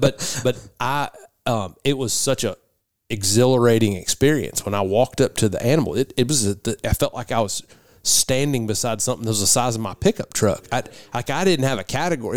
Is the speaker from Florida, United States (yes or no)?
no; Tennessee, United States; I grew up hunting in Middle Tennessee